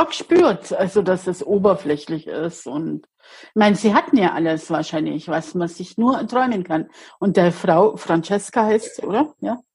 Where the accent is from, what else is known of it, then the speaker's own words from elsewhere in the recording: Bavaria, Germany; bei uns in Bayern